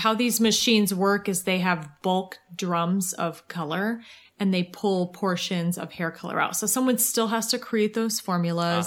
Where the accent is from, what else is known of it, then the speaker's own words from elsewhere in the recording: Ohio, United States; I'm from Ohio